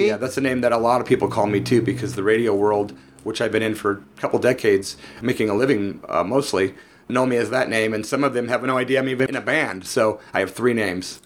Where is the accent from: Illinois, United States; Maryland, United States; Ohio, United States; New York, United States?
Illinois, United States; Peoria; I'm from Peoria, Illinois. I started doing punk rock there in 1983